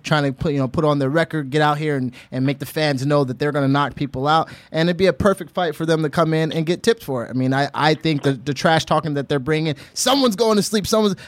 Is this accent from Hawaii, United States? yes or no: yes; Honolulu, Hawaii, United States; And I grew up in Honolulu, Hawaii, and out there they're not talking much.